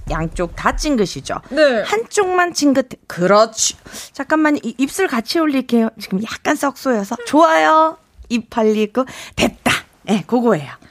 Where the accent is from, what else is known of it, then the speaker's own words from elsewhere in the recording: Seoul, South Korea; also born or lived in Daegu; 대구에서 태어나서 7살 때 이제 서울로 올라왔죠